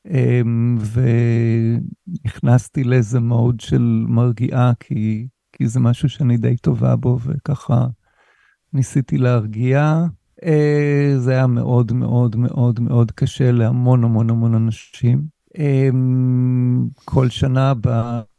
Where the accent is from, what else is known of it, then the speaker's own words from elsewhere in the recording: Haifa, Haifa District, Israel; אני חיפאי בעצמי